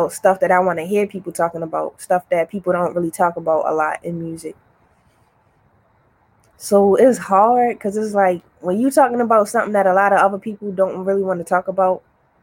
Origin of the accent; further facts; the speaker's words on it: Baltimore, Maryland, United States; I'm from Baltimore